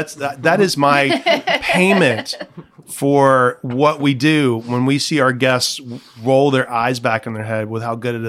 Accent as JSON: {"language": "English", "region": "the South", "country": "United States", "tie": "born or raised there", "moved": "yes", "lives_now": "San Francisco, United States", "said": "I grew up in the South where it's like constantly hot and humid."}